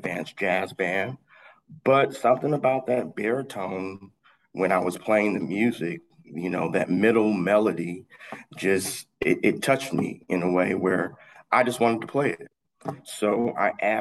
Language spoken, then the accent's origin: English; Southfield, Michigan, United States; also born or lived in Detroit, Michigan; born and raised in Detroit, Michigan. Moved out to Southfield, Michigan when I was a young boy